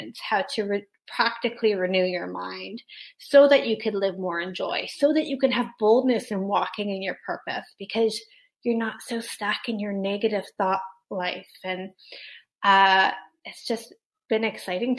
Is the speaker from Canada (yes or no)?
yes; Canada; I'm Canadian